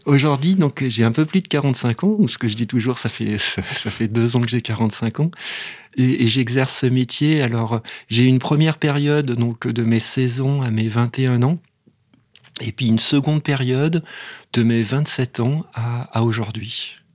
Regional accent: Vaulx-en-Velin, Auvergne-Rhône-Alpes, France; on m'a inscrit dans un, dans un club de sport, alors c'était du rugby, juste à côté de chez moi, à Vaux-en-Velin

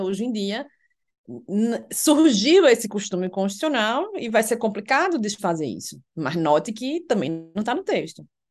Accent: Recife, Pernambuco, Brazil; moved away as an adult; now in Brasília, Brazil; você é de Recife, eu, sim

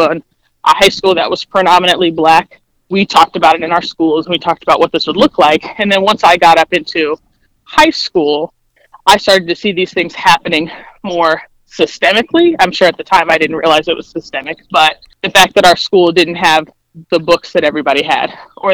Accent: Dayton, Ohio, United States; I grew up in Dayton, Ohio

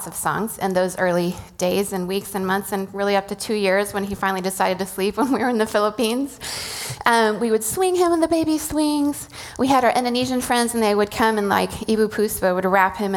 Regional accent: Venezuela; moved away; I grew up in Venezuela, and Semana Santa is a whole thing

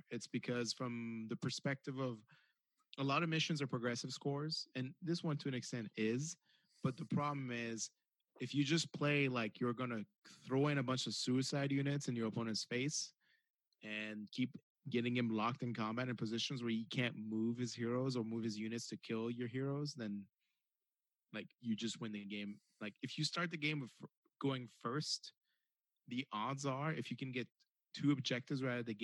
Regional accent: United States; Even though I'm American, I'm also French by nature

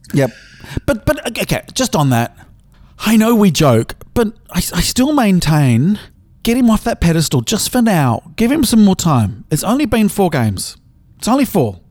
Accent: Australia; I'm Australian

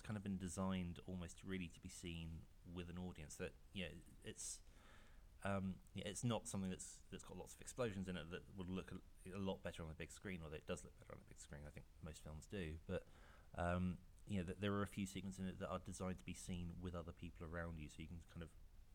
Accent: United Kingdom; it would be nice to have it released in my home country

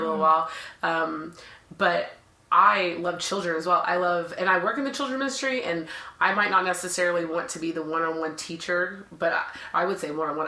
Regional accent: Dallas, Texas, United States; I am from Dallas, so always been here

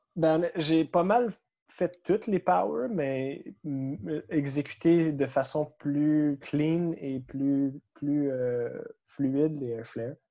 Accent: Gatineau, Quebec, Canada; moved away as an adult; now in Montreal, Canada; je suis de Gatineau

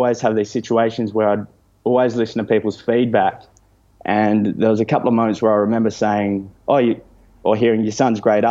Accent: Italy; now in Fremantle, Australia; I grew up in Italy

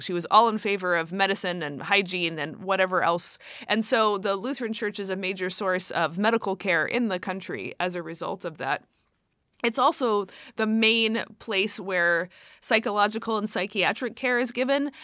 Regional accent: United States; as an American

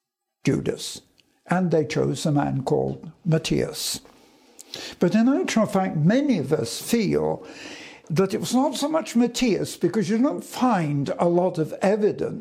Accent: London, United Kingdom; in 1940, I was evacuated from London for a short time to Scotland

